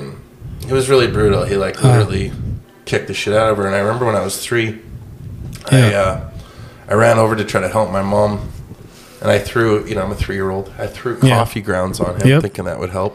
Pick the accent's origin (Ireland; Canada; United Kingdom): Canada; Victoria, British Columbia; I grew up in Victoria, which is the provincial capital of BC